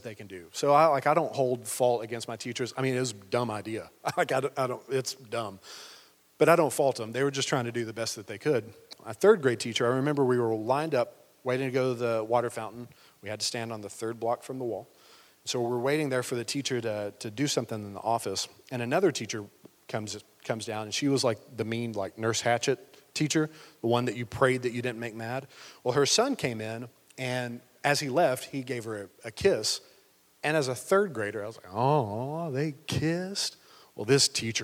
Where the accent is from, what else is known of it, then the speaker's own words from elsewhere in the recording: Cookeville, Tennessee, United States; I was born in Cookeville, like on Quinlan Lake Road